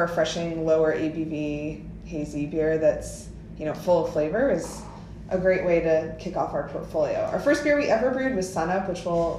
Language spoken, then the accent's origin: English; Pennsylvania, United States; moved away as an adult; also born or lived in New York City; But I grew up in Pennsylvania, moved to New York City right after college.